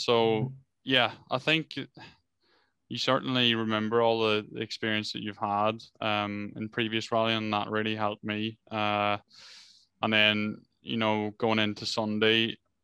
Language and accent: English; Ireland; we come from Ireland where, you know, it's wet and slippery or whatever